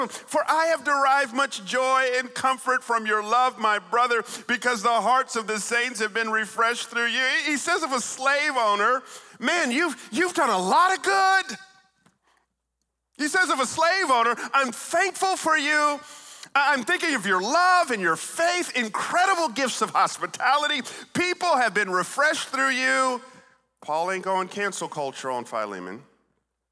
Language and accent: English; Atlanta, Georgia, United States; also born or lived in Stone Mountain, Georgia; I grew up in Atlanta, Georgia